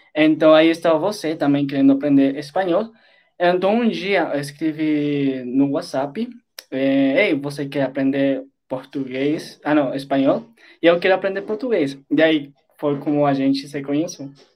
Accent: Colombia; Portuguese is a second language; Eu sou da Colômbia e eu tenho 21 anos

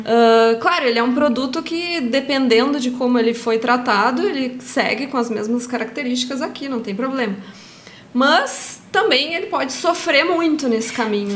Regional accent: Brazil; como brasileira

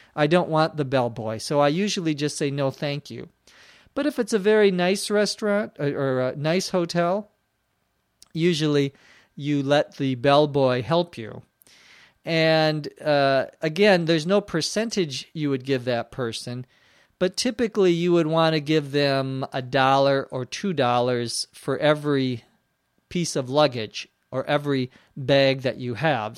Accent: Minnesota, United States; now in Los Angeles, United States; back to my home state, back to Minnesota to visit my parents

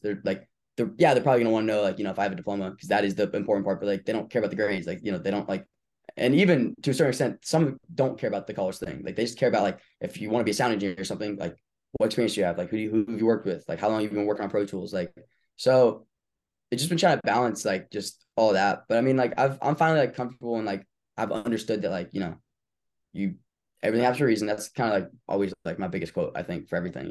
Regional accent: Tampa, Florida, United States; I'm from Tampa, Florida.

